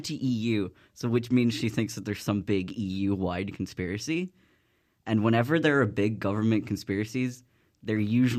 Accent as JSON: {"language": "English", "country": "Ireland"}